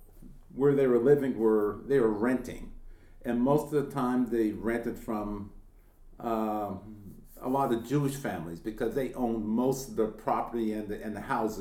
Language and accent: English; Yarmouth, Nova Scotia, Canada; moved away as an adult; I was born in Yarmouth and raised in Yarmouth and went to school in Yarmouth, but I'm one of these people who actually came back to Yarmouth.